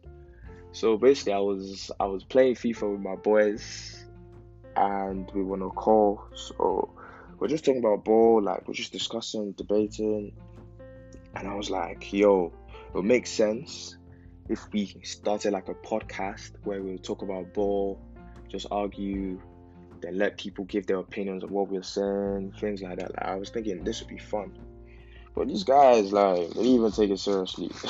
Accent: Nigeria; now in England; I'm a Nigerian living in England

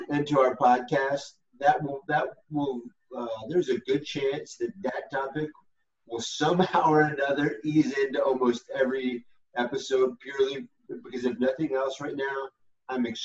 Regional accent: United States; I'm still as American as it can get, and the fact that I, rem, I, remind myself why we're supposed to be proud Americans

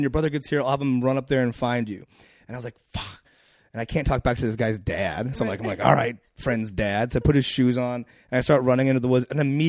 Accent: Akron, Ohio, United States; Ohio, Akron.

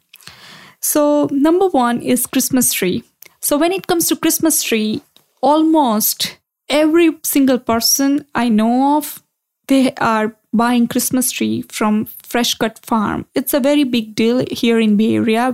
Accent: India; moved away; I grew up in India

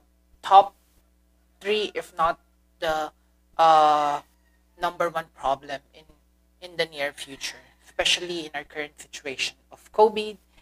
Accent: Philippines; first language Filipino; English is a second language; Second is my mother tongue, Filipino

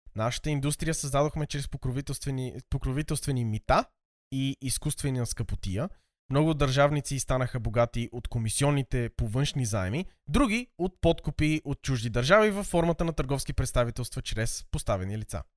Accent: Sofia, Sofia City, Bulgaria; съм израснал в София

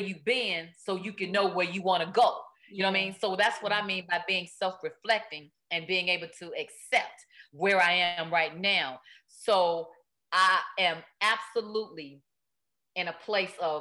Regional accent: Chicago, Illinois, United States; now in Los Angeles, United States; my hometown, Chicago

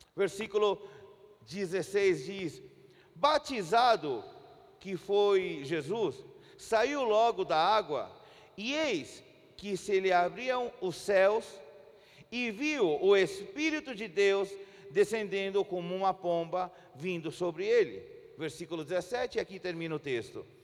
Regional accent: Chile; Portuguese is a second language; also born or lived in Brazil / Santiago, Chile; somos nascidos no Chile. Chile e moramos alguns anos aqui no Brasil, mas já fazem 12 anos que nós estamos de volta no nosso país.

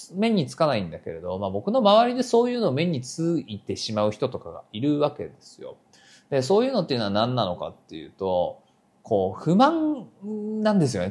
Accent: Nagoya, Aichi, Japan; moved away as an adult; now in Tokyo, Japan; 名古屋出身

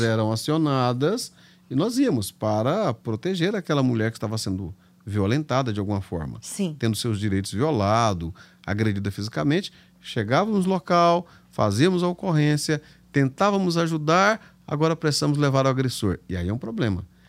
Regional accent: Anápolis, Goiás, Brazil; accent: caipira; moved away; also born or lived in Ipiranga, Goiás; Eu nasci numa cidade chamada Ipiranga, bem para lá de Goiânia, para lá de Séries. E fui criado logo em seguida, a gente mudou para Anápolis, então fui criado em Anápolis

